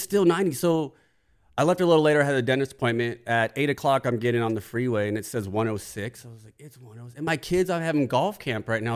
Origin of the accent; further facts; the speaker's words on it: California, United States; as a kid growing up in California